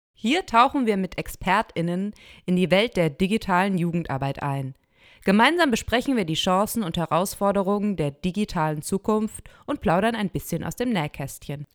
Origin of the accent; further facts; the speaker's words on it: Berlin, Germany; ich komme auch aus Berlin